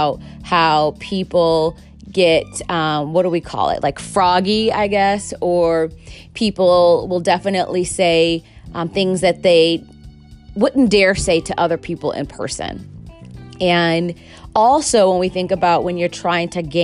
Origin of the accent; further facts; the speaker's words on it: Chicago, Illinois, United States; I'm from Chicago